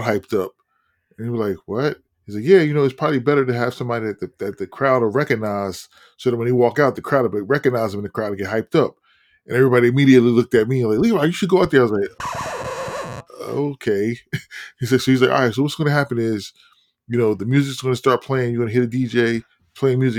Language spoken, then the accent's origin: English; Newark, New Jersey, United States